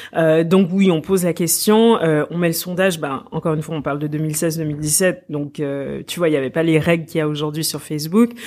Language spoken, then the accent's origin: French; Quebec, Canada; moved away as an adult; j'ai grandi au Québec